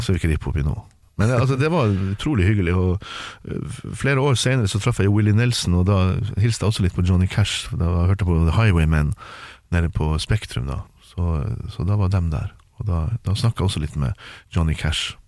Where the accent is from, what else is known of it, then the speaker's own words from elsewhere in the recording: Tromsø, Troms, Norway; det er der jeg vokste opp